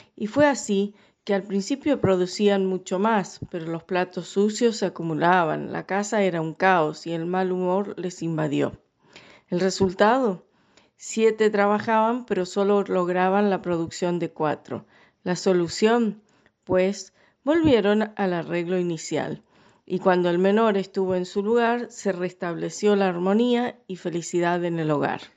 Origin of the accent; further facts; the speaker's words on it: Scotland, United Kingdom; now in Paraná, Argentina; soy escocesa